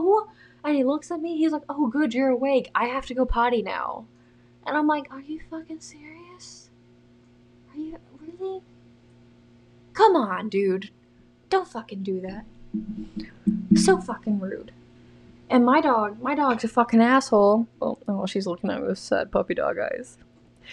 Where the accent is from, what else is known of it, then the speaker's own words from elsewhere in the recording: the South, United States; I'm from the South